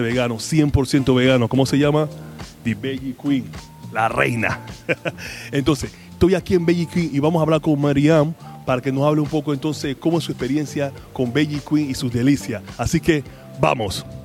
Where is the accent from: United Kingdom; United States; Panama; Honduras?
Panama; estoy aquí en mi tierra, mi Panamá querido